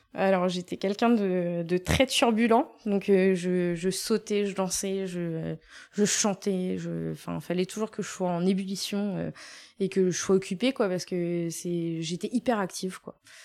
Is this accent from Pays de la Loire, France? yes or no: no; Rouen, Normandy, France; moved away as an adult; je suis née effectivement en Normandie, à Mont-Saint-Aignan, donc euh, c'est à 10 minutes de Rouen